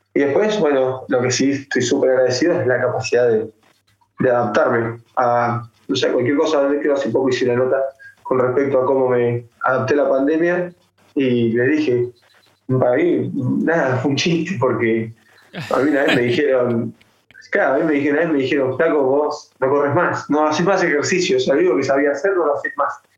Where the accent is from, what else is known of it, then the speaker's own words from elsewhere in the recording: Ushuaia, Tierra del Fuego, Argentina; yo soy de la provincia, yo soy de Ushuaia, de Tierra del Fuego, del fin del mundo.